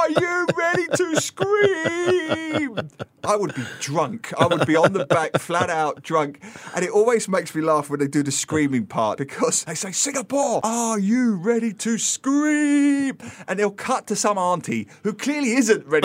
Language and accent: English; England, United Kingdom; growing up in England